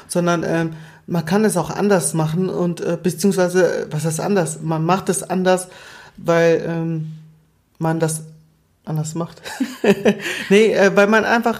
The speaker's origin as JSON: {"language": "German", "region": "Southern Germany", "country": "Germany", "also_born_or_lived": "Angola", "said": "ich komme ja aus Süddeutschland"}